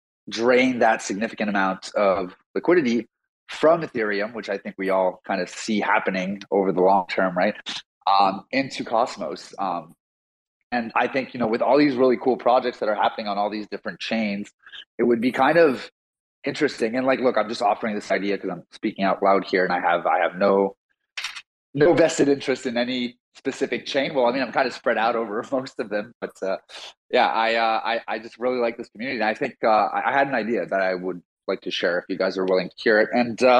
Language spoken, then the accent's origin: English; Montreal, Quebec, Canada; I'm from Montreal, Canada, and I'm a total newbie in the whole crypto space.